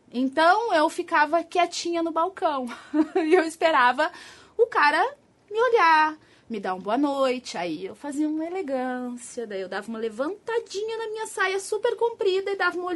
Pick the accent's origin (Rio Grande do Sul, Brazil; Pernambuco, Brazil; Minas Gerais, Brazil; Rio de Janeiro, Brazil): Rio Grande do Sul, Brazil; now in São Paulo, Brazil; Eu sou gaúcha. Tchê, bate. Já perdi o meu sotaque. Já disseram que eu andei perdendo o sotaque. Já tô paulistana, porque eu já moro há dois anos aqui.